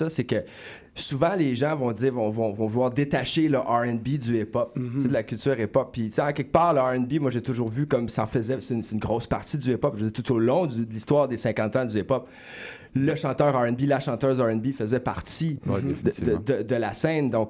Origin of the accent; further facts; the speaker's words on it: Châteauguay, Quebec, Canada; c'est mon, bled, ça, Châteauguay. C'est mon bled.